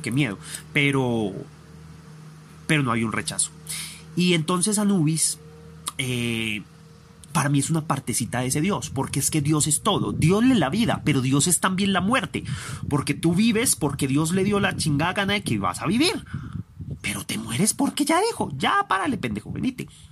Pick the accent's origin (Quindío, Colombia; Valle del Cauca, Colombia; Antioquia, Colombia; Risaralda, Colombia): Antioquia, Colombia; Envigado; Yo soy aquel de Envigado. Yo soy aquel de Colombia.